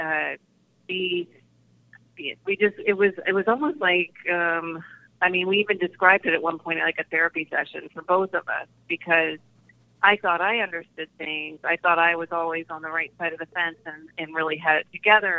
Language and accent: English; Deep South, United States; I I grew up in the Deep South